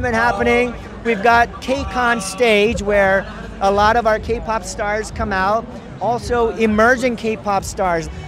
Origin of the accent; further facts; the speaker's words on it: Arcadia, California, United States; I'm the CEO of CJ ENM America. I grew up in Arcadia locally here